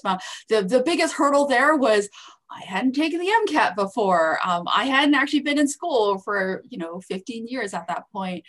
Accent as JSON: {"language": "English", "country": "Canada", "also_born_or_lived": "Calgary", "said": "I'm Canadian, by the way, so I'm not even American"}